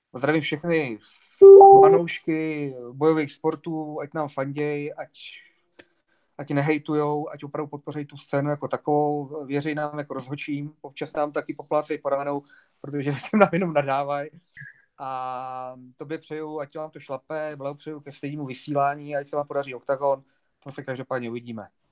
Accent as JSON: {"language": "Czech", "region": "Bohemia", "country": "Czechia", "said": "tady u nás v Čechách"}